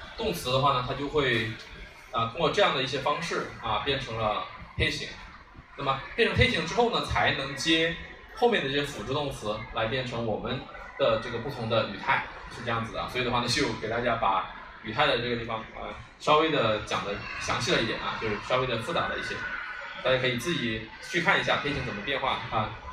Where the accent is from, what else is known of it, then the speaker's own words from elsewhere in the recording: China; 我们中国人